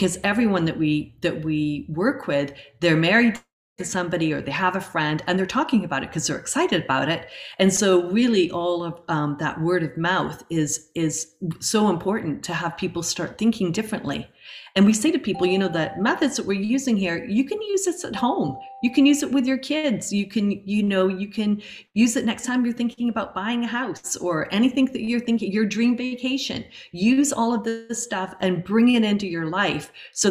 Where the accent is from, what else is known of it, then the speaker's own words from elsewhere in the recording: Chatham, South East England, United Kingdom; now in Canada; The city of Chatham, which it's just funny because that's my hometown, where I was born in England actually, but it was where I went to school